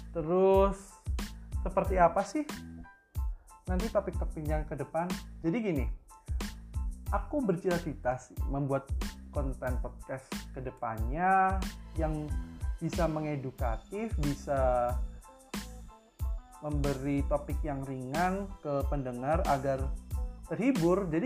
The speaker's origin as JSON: {"language": "Indonesian", "town": "Tulungagung", "region": "East Java", "country": "Indonesia", "said": "asal aku dari Tulungagung, Jawa Timur"}